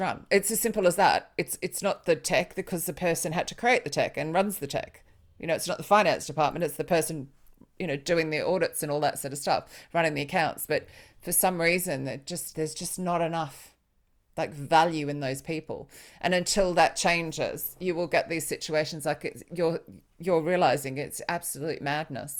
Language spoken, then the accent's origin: English; Australia; moved away as an adult; also born or lived in Sydney; now in United Kingdom; I'm Australian